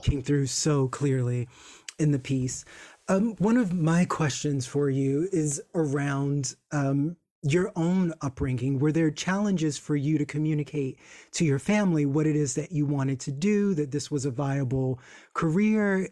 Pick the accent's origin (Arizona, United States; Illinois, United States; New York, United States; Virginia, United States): Virginia, United States; I'm from Virginia, which is hop, skip, and a jump away